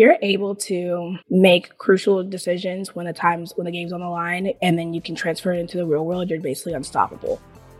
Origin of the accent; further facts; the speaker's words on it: Tampa, Florida, United States; I am from Tampa, Florida. I am 24 years old.